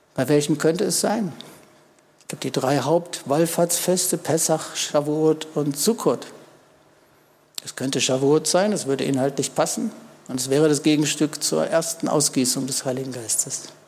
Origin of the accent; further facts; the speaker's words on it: Germany; Wir wissen das als Deutsche